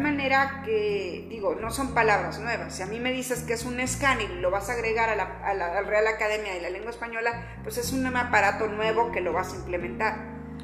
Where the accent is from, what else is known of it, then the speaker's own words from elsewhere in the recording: Zamora, Michoacán, Mexico; Soy zamorana y bueno, toda mi vida la he pasado en Zamora.